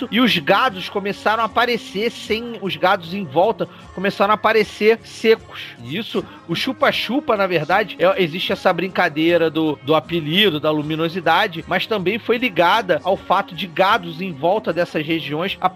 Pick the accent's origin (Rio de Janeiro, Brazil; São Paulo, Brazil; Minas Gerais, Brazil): Rio de Janeiro, Brazil; Petrópolis; Eu sou de Petrópolis.